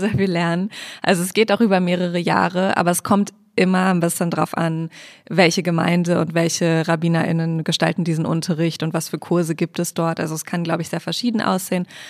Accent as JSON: {"language": "German", "town": "Hanover", "region": "Lower Saxony", "country": "Germany", "tie": "born or raised there", "moved": "yes", "lives_now": "Berlin, Germany", "said": "Ich komme aus Hannover, gebürtig"}